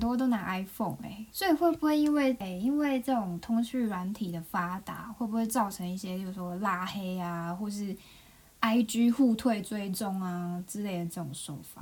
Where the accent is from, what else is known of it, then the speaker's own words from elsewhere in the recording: Taiwan; now in Japan; 毕竟我是个台湾人